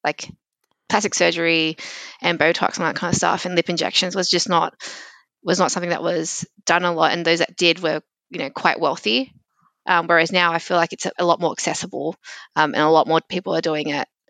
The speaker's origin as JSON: {"language": "English", "town": "Sydney", "region": "New South Wales", "country": "Australia", "tie": "born or raised there", "accent": "very, very Australian", "said": "I've moved around, um, Sydney as I've grown up"}